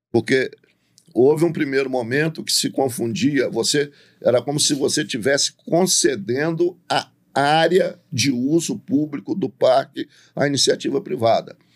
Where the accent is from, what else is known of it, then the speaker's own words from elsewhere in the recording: São Domingos do Prata, Minas Gerais, Brazil; eu nasci em São Domingos do Prata.